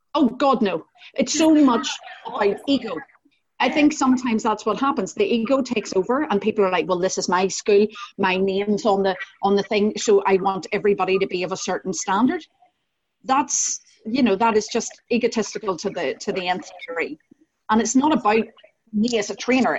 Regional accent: Northern Ireland, United Kingdom; accent: Northern Irish; also born or lived in Scottish countryside; now in Glasgow, United Kingdom; as you might be able to hear from my accent, I am Northern Irish

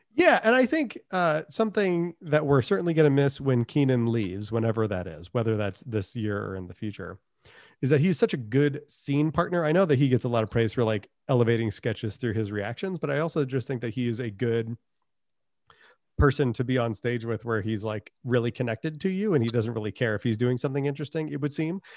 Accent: New England, United States; I'm from New England.

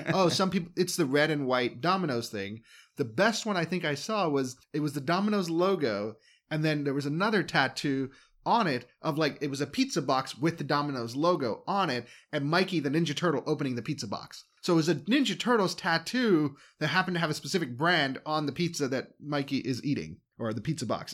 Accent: United States; I'm an American.

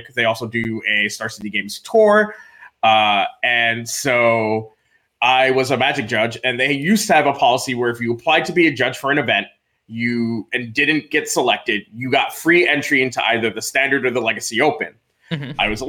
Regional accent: Freeport, New York, United States; moved away; I grew up on Long Island, New York, in Nassau County in a small incorporated village known as Freeport

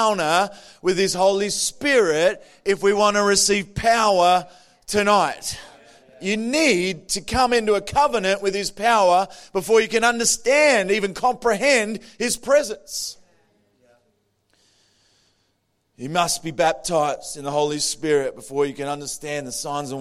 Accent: Adelaide, South Australia, Australia; I'm from Adelaide. I was born in Adelaide.

